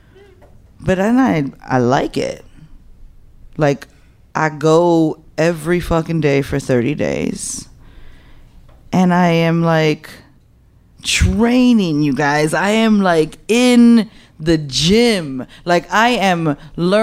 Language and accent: English; Chicago, Illinois, United States; I'm like Humble Park. That's where I'm from. Humble Park, born and raised